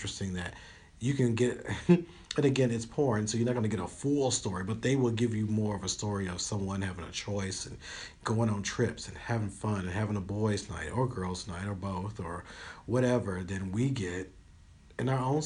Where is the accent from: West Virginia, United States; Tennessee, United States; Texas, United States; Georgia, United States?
Tennessee, United States; Union City; I grew up in Union City, Tennessee